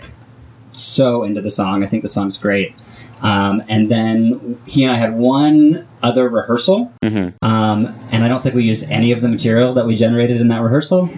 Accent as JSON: {"language": "English", "town": "San Francisco", "region": "California", "country": "United States", "tie": "born or raised there", "also_born_or_lived": "Orange County", "moved": "as an adult", "lives_now": "Los Angeles, United States", "said": "I grew up in the San Francisco area"}